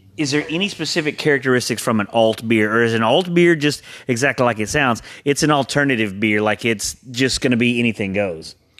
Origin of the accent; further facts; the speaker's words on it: Huntsville, Texas, United States; also born or lived in Conroe, Texas; I did most of my growing up in Huntsville. Last two years of high school, I graduated Conroe High